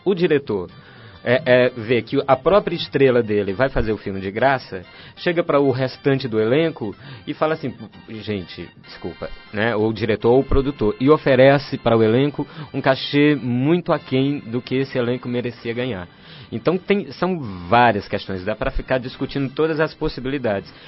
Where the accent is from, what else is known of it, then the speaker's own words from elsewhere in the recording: Fortaleza, Ceará, Brazil; moved away as an adult; now in São Paulo, Brazil; Eu venho da periferia de Fortaleza, de um bairro chamado Conjunto Esperança. Sou filho de uma costureira e de um caminhoneiro